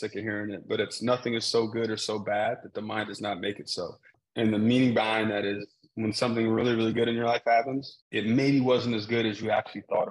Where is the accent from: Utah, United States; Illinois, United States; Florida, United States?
Utah, United States; Salt Lake City; moved away; I went to school about 5 hours from where I grew up in Salt Lake City, Utah.